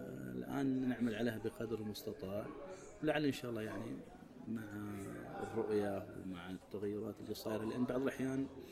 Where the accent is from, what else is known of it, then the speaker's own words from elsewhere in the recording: Saudi Arabia; احنا كسعوديين